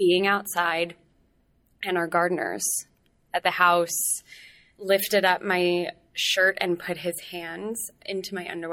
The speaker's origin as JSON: {"language": "English", "town": "Los Angeles", "region": "California", "country": "United States", "tie": "born or raised there", "also_born_or_lived": "New York / England", "said": "I'm from here. I'm from Los Angeles"}